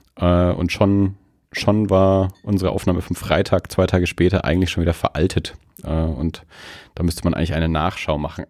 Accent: Erlangen, Bavaria, Germany; ich bin ja nun mal in Erlangen aufgewachsen

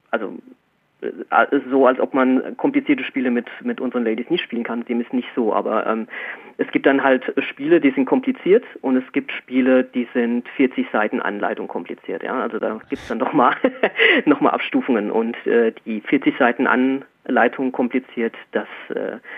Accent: Erlenbach am Main, Bavaria, Germany; ähm, ich komme aus Erlenbach am Main, das ist so zwischen Frankfurt und Würzburg, äh, ein kleines Städtchen

